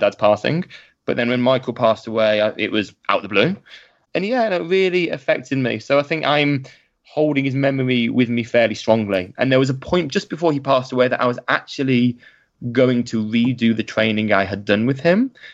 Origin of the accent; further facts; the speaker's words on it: Birmingham, West Midlands, United Kingdom; I ended up back in my hometown of Birmingham